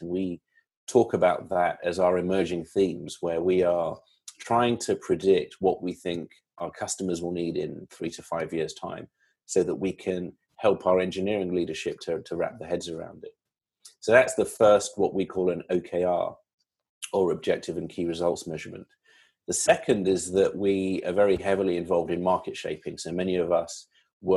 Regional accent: London, United Kingdom; moved away as an adult; also born or lived in Silicon Valley, United States; now in United States; London born and bred. And I've been in the States for about 6 years

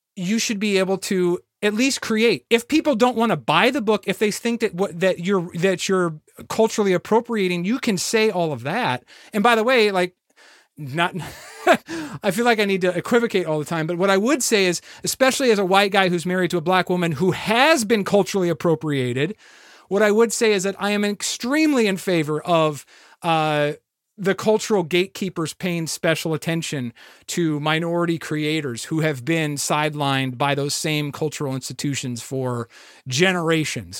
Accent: Iowa, United States; moved away; I'm from Iowa initially

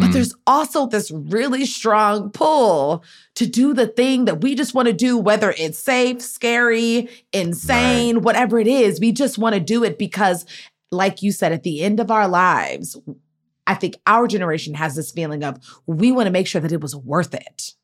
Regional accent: Maryland, United States; I'm a from Maryland

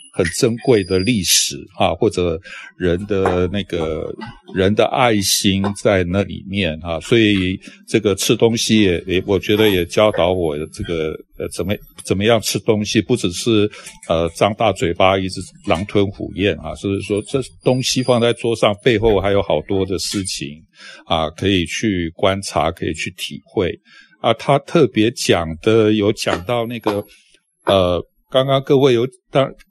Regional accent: Taiwan; 我们这些在台湾出生的人

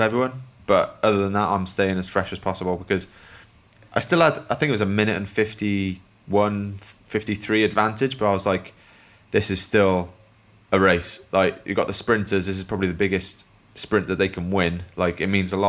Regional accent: Wales, United Kingdom; growing up in Wales

